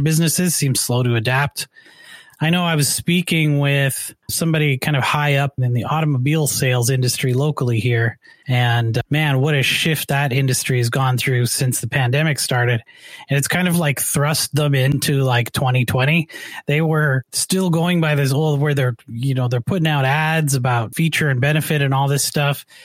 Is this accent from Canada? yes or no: yes; Canada; now in United States; I'm actually originally from Canada.